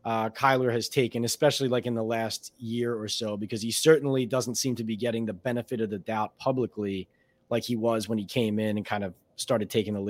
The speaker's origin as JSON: {"language": "English", "town": "Philadelphia", "region": "Pennsylvania", "country": "United States", "moved": "yes"}